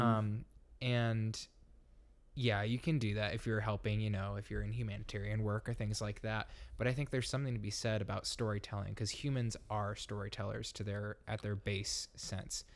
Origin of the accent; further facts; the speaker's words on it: Grand Rapids, Michigan, United States; I'm from Grand Rapids